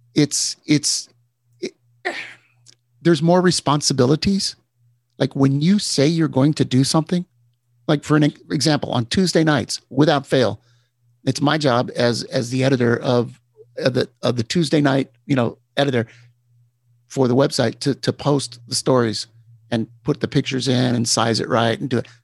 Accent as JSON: {"language": "English", "region": "Texas", "country": "United States", "tie": "born or raised there", "moved": "yes", "said": "I, I grew up in Texas."}